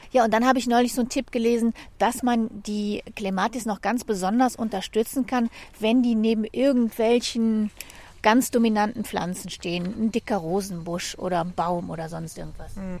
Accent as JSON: {"language": "German", "country": "Germany", "said": "Ich bin aus Deutschland"}